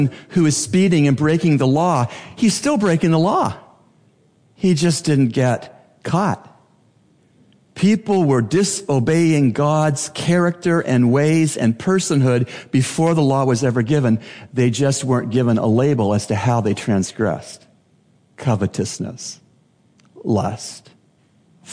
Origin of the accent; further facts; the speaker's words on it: Canada; now in Bahamas; As a Canadian, I became acquainted with the British heritage as found in Canada